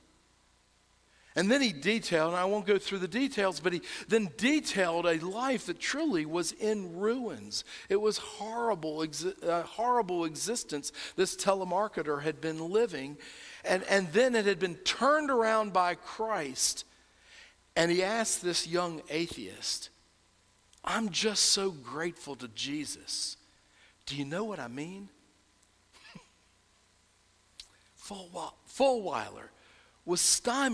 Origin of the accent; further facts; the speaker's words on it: North Carolina, United States; accent: North Carolina; my North Carolina accent